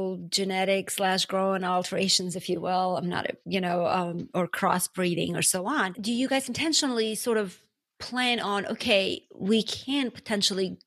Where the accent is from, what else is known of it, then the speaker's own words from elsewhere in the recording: Armenia; now in United States; I'm from Armenia